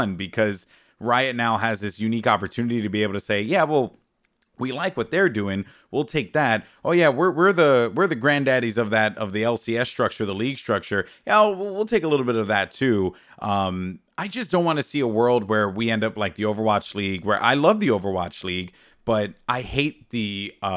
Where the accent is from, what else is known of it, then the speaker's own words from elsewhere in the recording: New York City, New York, United States; I was born and raised in the Bronx